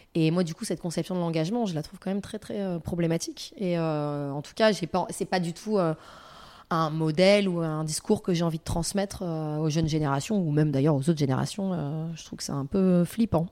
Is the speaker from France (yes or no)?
yes; France; j'ai grandi en France, dans un pays occidental